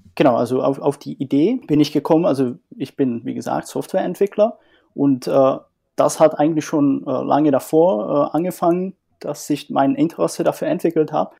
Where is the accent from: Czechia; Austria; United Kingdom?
Czechia; northern Czech Republic; moved away as an adult; also born or lived in Dresden, Germany; now in Germany; komme ursprünglich aus Tschechien und äh, lebe seit einigen Jahren in Deutschland